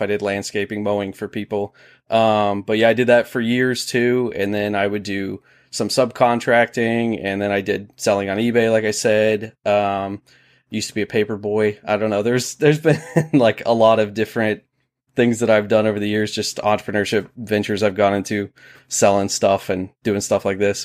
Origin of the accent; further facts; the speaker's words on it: Ohio, United States; moved away as an adult; now in South Carolina, United States; so I'm from Ohio, born in Ohio. I was there for twenty-six, twenty-seven years and then moved down to South Carolina.